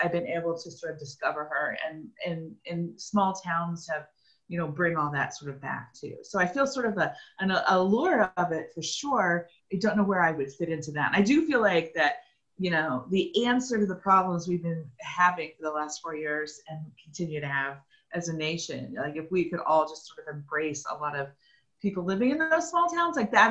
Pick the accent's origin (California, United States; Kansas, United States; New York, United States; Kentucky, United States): Kansas, United States; also born or lived in Oklahoma / Pittsburg, Kansas; now in Kansas City, United States; I was born in Oklahoma, and then when we were five, we moved to OCSU to Kansas, tiny little town.